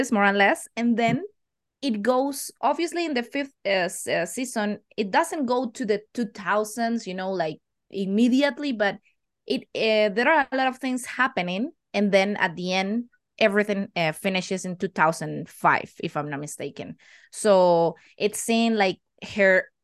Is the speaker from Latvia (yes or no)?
no; Costa Rica; English is a second language; also born or lived in Canary Islands, Spain; I'm from Costa Rica. I've been living here almost all my life.